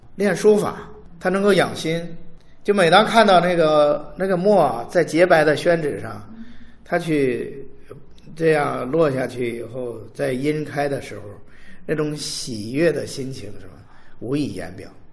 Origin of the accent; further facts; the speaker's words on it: Anxin, Hebei, China; moved away as an adult; now in Sanya, China; 因为我在老家呢，个人讲呢，在老家呢，生活了十八年，然后在三亚已经，呃，二十多年了，比在河北生活的时间都长，我老家在白洋淀